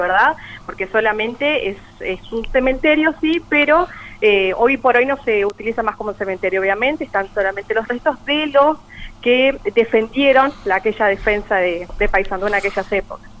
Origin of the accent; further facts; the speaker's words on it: Paysandú, Uruguay; nacida y criada acá en Paysandú